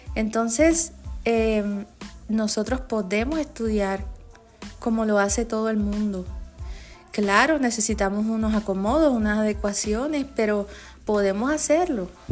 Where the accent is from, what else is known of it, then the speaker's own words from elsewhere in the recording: Puerto Rico; los que somos de Puerto Rico